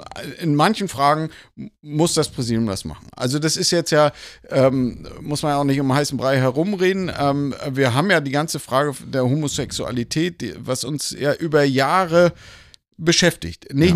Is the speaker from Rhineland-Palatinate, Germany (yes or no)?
no; Lübeck, Schleswig-Holstein, Germany; moved away as an adult; also born or lived in Kiel / Hamburg / Kassel / Elstal; gebürtig aus Lübeck, von der schönen Ostsee und bin dort auch in der Gemeinde aufgewachsen